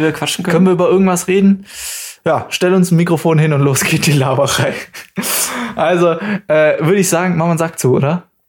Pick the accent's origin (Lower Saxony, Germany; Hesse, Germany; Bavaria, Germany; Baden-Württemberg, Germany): Baden-Württemberg, Germany; near the Bavarian border; accent: Swabian; ich bin aufgewachsen an der bayerischen Grenze, so direkt neben uns ist und da gibt es ja auch ganz viele verschiedene Dialekte.